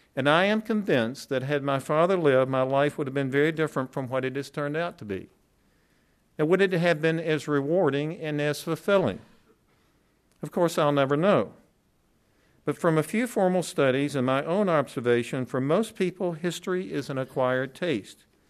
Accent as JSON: {"language": "English", "region": "the South", "country": "United States", "tie": "born or raised there", "said": "I grew up in the South during the civil rights movement"}